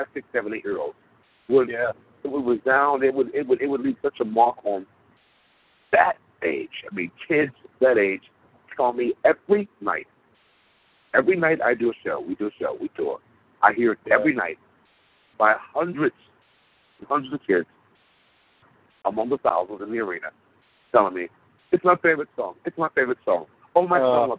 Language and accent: English; United States; In my country, the United States of America, where I was born, I'm American